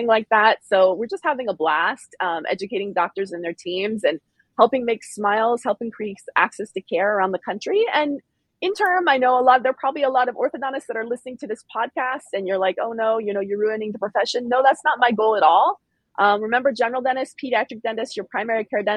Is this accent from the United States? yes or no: yes; Silicon Valley, California, United States; also born or lived in San Francisco; I grew up in Silicon Valley in the 80s, 90s, and 2000s